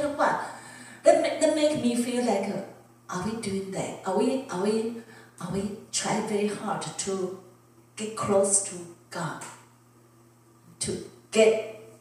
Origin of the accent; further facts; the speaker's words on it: Taiwan; English is a second language; now in United States; if I was back in Taiwan